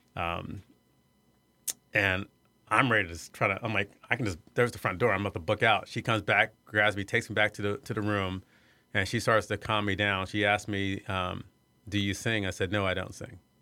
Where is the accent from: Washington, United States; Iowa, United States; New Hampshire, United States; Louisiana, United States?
Iowa, United States; moved away; I grew up in Iowa. I was the first black person to graduate from my high school